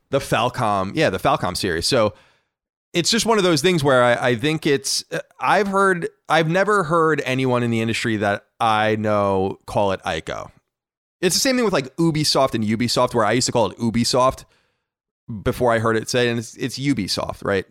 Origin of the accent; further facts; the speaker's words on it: Long Island, New York, United States; We are from Long Island.